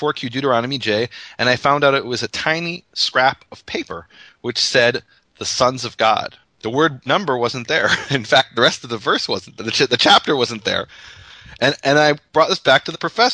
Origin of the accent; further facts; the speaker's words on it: Illinois, United States; moved away as an adult; also born or lived in Israel; I was born and raised in Illinois, lived in Israel for 19 years, but deep in my heart, I'm from Missouri.